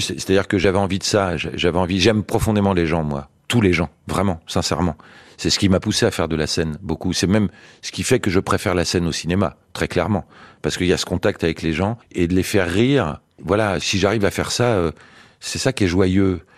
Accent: France; je suis français moi. Je suis pas israélien.

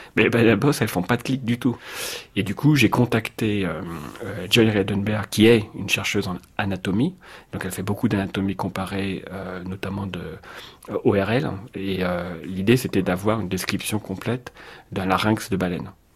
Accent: Paris, Île-de-France, France; je suis parisien

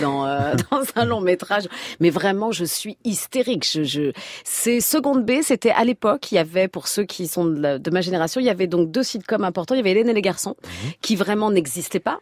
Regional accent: Senlis, Hauts-de-France, France; je viens de Senlis dans l'Oise

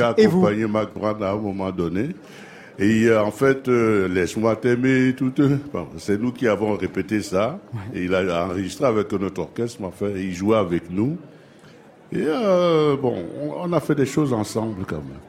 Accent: Cameroon; je suis camerounais

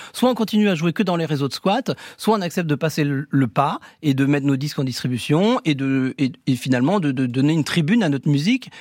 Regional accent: Saint-Brieuc, Brittany, France; moved away; also born or lived in Rennes; Moi, je suis de Saint-Brieuc à la base, et on se retrouve à Rennes.

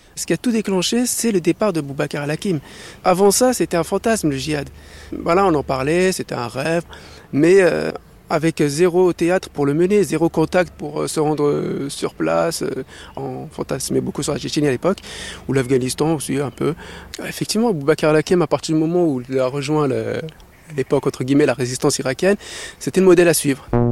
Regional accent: Paris, Île-de-France, France; moved away as an adult; Je suis de Paris 19e

